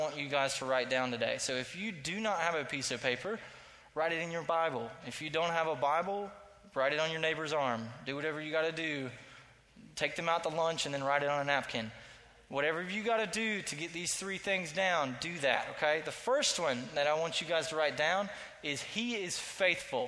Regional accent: Statesboro, Georgia, United States; I grew up in Statesboro, Georgia

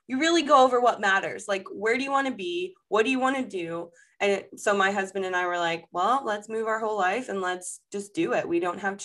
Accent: Fort Lauderdale, Florida, United States; moved away as an adult; now in Charlotte, United States; I grew up in South Florida. My parents are still there. My whole foundation is built there in Fort Lauderdale, Florida

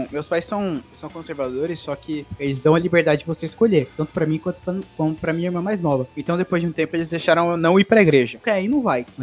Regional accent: Pernambuco, Brazil; Você tá falando que a cidade que eu vim lá de Pernambuco, ela tinha 110 mil, era uma, era uma cidade até rica

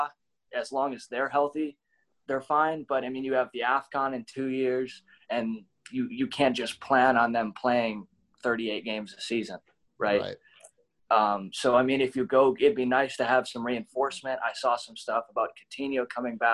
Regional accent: United States; being an American sports fan

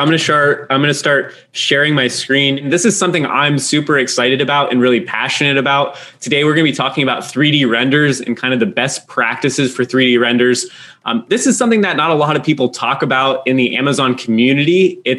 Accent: East Coast of the United States, United States; moved away as an adult; now in Manila, Philippines; So I'm here in the East Coast of the United States, actually in my hometown. I haven't been back this long since high school.

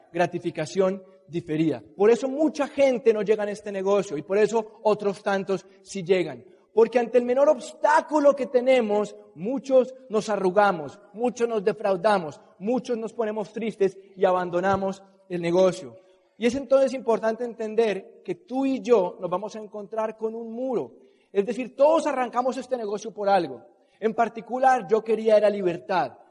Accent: Colombia; los colombianos, de donde yo soy

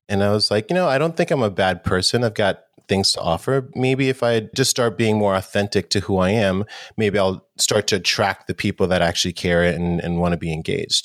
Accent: New York City, New York, United States; I grew up in New York City, and New York in the eighties was, definitely had its challenges. It was a little rough. I grew up in Harlem as well

